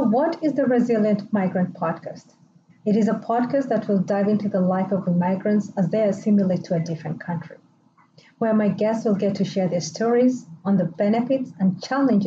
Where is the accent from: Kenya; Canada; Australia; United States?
Kenya; moved away; I still do call my home country, Kenya, back home.